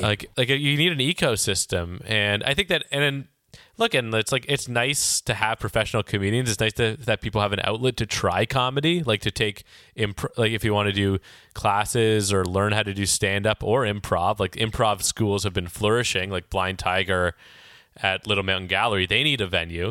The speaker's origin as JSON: {"language": "English", "town": "Toronto", "region": "Ontario", "country": "Canada", "tie": "born or raised there", "moved": "as an adult", "lives_now": "Vancouver, Canada", "said": "I grew up in Toronto and I've lived here in Vancouver for the last decade"}